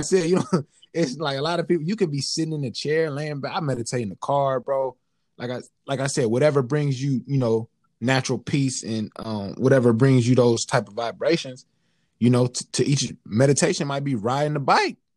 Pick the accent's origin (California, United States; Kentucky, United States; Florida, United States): California, United States; now in Kansas, United States; I'm from California